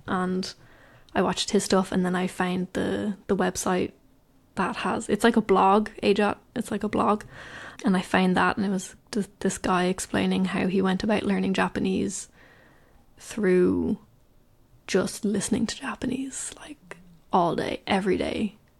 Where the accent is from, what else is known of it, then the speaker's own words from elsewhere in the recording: Ireland; I'm from Ireland